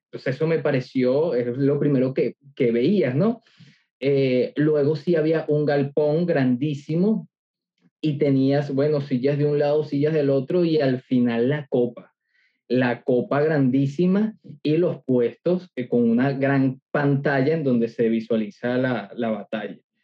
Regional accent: Venezuela; Yo soy venezolano

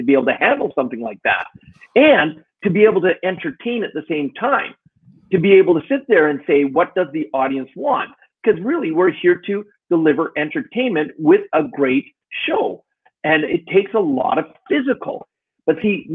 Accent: Alberta, Canada; also born or lived in Edmonton, Canada / Calgary, Canada; I grew up a lot in Alberta, which is where I live now

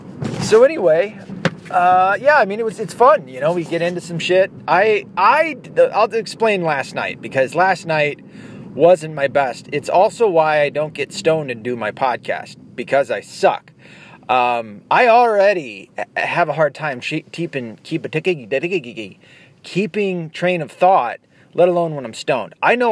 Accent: the South, United States; accent: southern; now in northern Michigan, United States; My southern accent is just gone. I don't know what happened to it. Even when me saying gone, I can hear it. I can hear the northern Michigan.

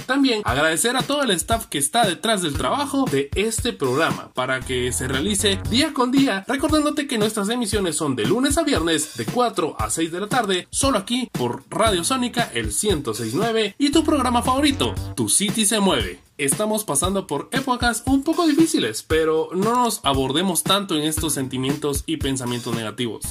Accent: Guatemala; como buenos guatemaltecos

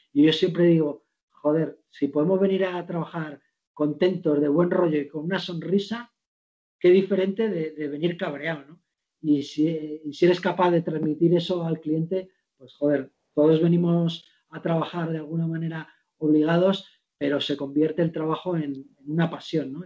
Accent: Segovia, Castile and León, Spain; now in Madrid, Spain; yo que soy de pueblo, de un, pueblo de Segovia que se llama Barboya y que está al lado de Sepúlveda, son mis dos, mis dos pueblos, vengo ahí de criar vacas, cabras y ovejas

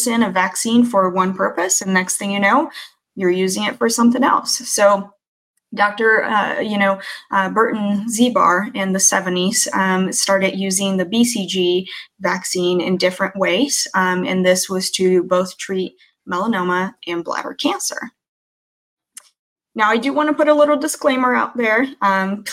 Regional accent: Brazil; moved away; I'm native from Brazil, and being born in a foreign country in the 80s

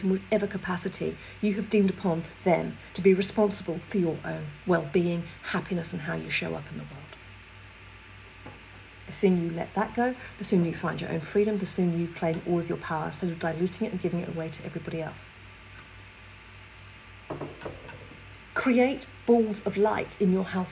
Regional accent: England, United Kingdom; I'm English

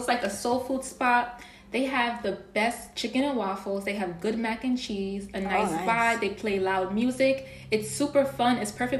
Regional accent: New York City, New York, United States; we are both from Queens

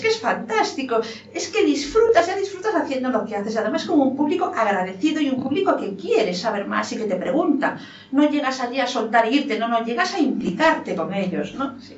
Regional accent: Lugo, Galicia, Spain; soy gallego, estoy orgullosa de ser española

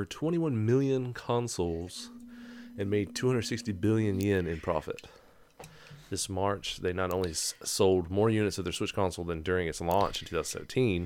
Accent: Gaston, United States; I'm from Gaston.

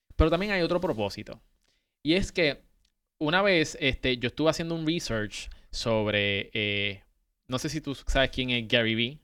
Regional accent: Puerto Rico; moved away; nosotros que somos puertorriqueños

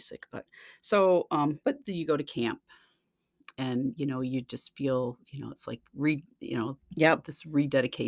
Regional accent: Lansing, Michigan, United States; I grew up in Lansing, and I attended South Baptist Church with my family for my whole life up until I graduated

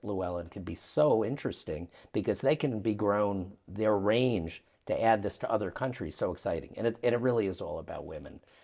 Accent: United States; as an American

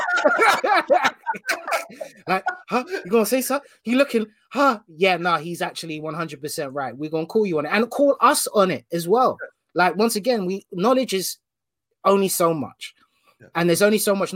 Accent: London, United Kingdom; grew up whole life in West London, a place called Hanwell, very small town.

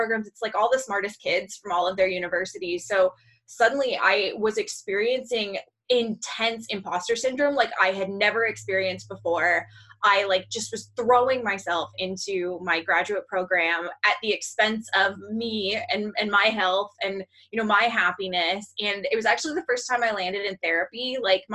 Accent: Seattle, Washington, United States; I'm born and raised in the Seattle area

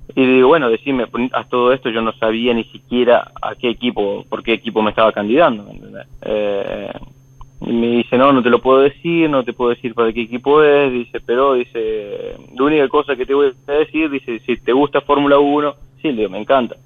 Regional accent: Marcos Juárez, Córdoba, Argentina; moved away as an adult; now in Europe; vengo de un pueblito eh, que se llama Marco Juárez

